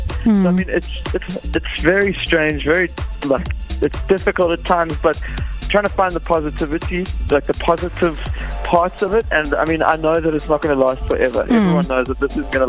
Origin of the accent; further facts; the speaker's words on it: Fish Hoek, Western Cape, South Africa; I grew up in Fishhook, small little town there, just kind of basically Cape Town.